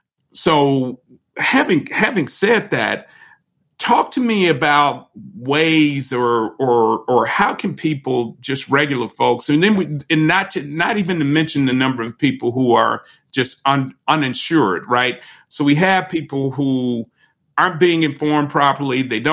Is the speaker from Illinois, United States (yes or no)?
yes; Chicago, Illinois, United States; now in Atlanta, United States; so I'm from Chicago originally, and I've been here in Atlanta for some time.